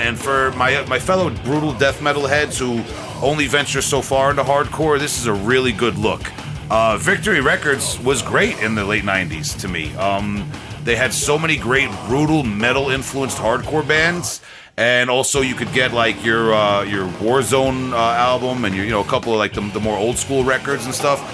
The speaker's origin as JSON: {"language": "English", "area": "Long Island", "region": "New York", "country": "United States", "said": "We're from Long, I- Long Island"}